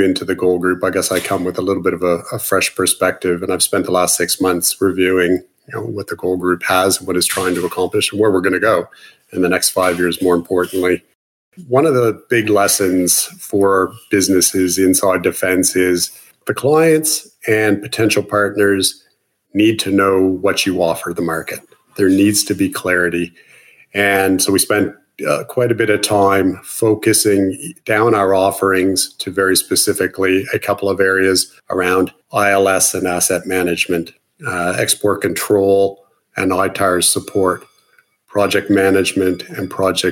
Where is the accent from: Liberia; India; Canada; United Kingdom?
Canada; moved away as an adult; now in Australia; My accent's a bit of a giveaway. I'm an import from Canada